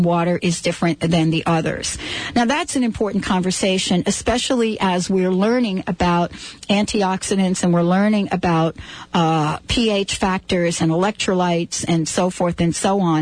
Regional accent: New York City, New York, United States; I grew up in the Bronx in New York

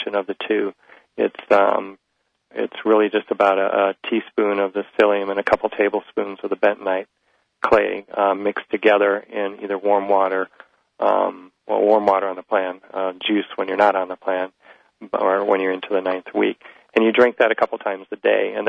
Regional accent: Midwest, United States; I'm just from the Midwest

